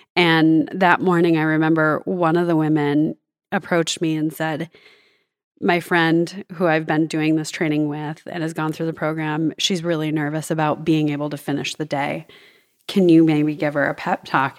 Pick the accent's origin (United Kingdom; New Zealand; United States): United States; Northern Michigan; also born or lived in Southern California; now in Bentonville, United States; my cycling journey began growing up in Northern Michigan